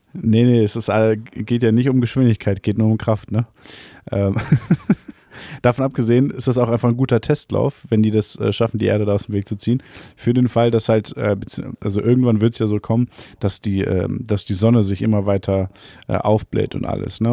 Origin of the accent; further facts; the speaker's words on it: a small village near Cologne, North Rhine-Westphalia, Germany; in dem Dorf, in dem wir aufgewachsen sind